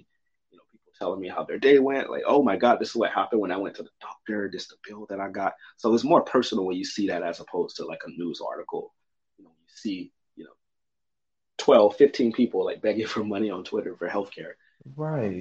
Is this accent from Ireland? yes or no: no; United States; as an American